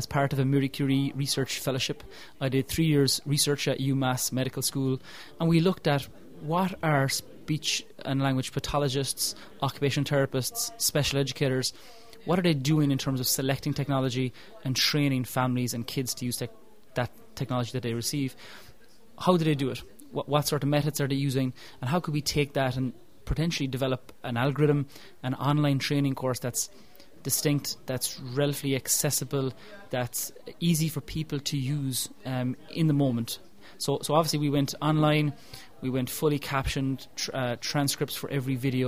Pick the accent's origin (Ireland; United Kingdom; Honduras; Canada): Ireland; I'm from Ireland